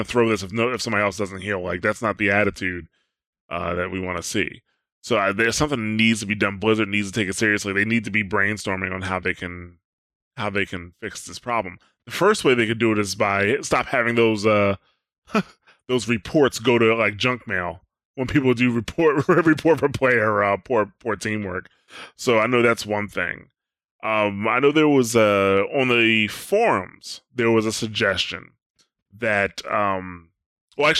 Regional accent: United States; I'm an American

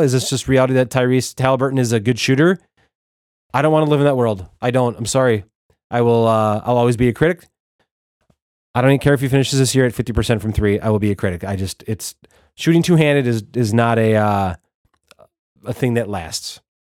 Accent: Wisconsin, United States; I'm from Wisconsin

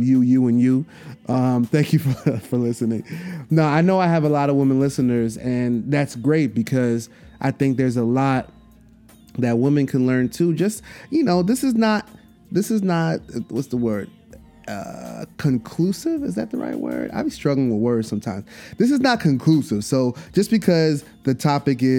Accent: New York City, New York, United States; in Brooklyn at the Barclay. And I feel like I have to be there. You know what I'm saying? In my hometown

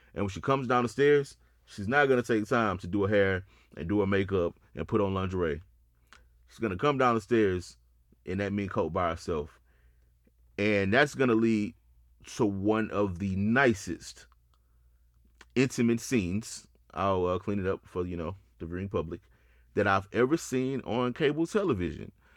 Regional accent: Houston, Texas, United States; I'm from Houston.

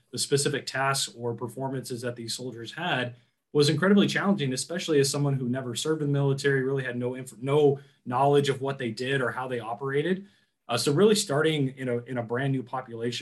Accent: San Diego, California, United States; I grew up in San Diego, which is an incredibly, you know, really military heavy, place

